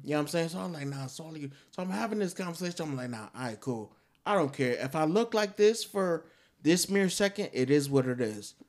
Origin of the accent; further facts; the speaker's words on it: New York, United States; I'm from New York